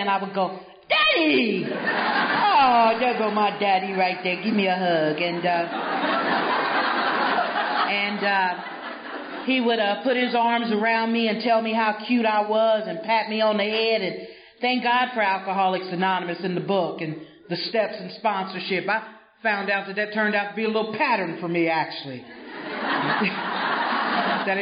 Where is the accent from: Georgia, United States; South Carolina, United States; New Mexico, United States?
South Carolina, United States; Greenville; moved away; I am originally from Greenville, South Carolina. And back home, we lived in a little white house on a red clay road